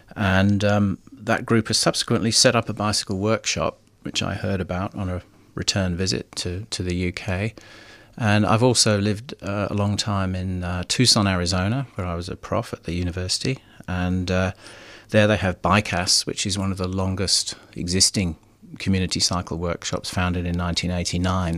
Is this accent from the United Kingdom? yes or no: yes; United Kingdom; now in Melbourne, Australia; being a Brit